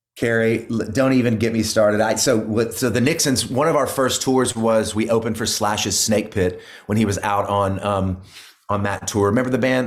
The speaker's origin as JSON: {"language": "English", "region": "Oklahoma", "country": "United States", "tie": "born or raised there", "moved": "as an adult", "lives_now": "Nashville, United States", "said": "I grew up in Oklahoma"}